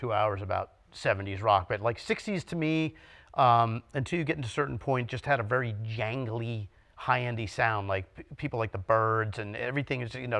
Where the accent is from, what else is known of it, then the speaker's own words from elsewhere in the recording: West Orange, New Jersey, United States; also born or lived in Matawan; I grew up in West Orange.